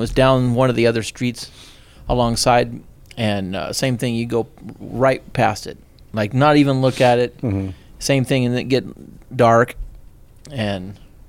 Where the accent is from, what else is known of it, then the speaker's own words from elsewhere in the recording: Stockton, California, United States; also born or lived in Santa Rosa, California; I was born and raised in Stockton, then we moved to Santa Rosa for a while.